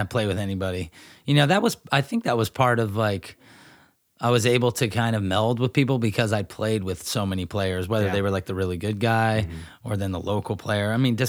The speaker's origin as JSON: {"language": "English", "town": "Grass Valley", "region": "California", "country": "United States", "tie": "born or raised there", "said": "Now, where the home I grew up in Grass Valley is literally catty corner to the park, and then it's a single fence line, and then the school property's on the other side."}